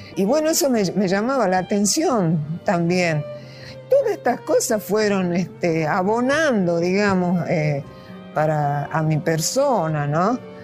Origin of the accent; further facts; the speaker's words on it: Salta, Argentina; moved away as an adult; now in Buenos Aires, Argentina; nací en Salta, hace 70 años. Me vine a vivir a Buenos Aires y llevaba la mitad, un poco más, de los años vivido en Salta